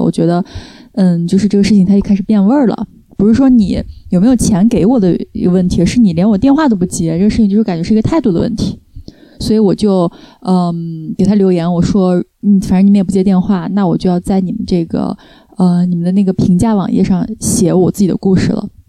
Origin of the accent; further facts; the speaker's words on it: China; moved away as an adult; now in France; 作为中国人的那种人情的那一套，因为我在国内长大嘛